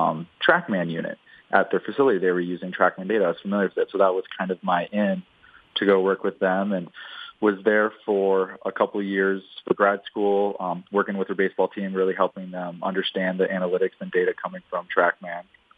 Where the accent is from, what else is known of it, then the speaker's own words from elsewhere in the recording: South Dakota, United States; moved away as an adult; now in Louisiana, United States; my childhood growing up in South Dakota